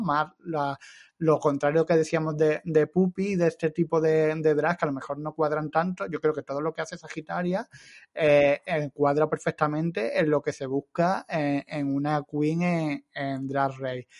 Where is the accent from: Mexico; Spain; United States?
Spain; Andalusia; son, son de mi tierra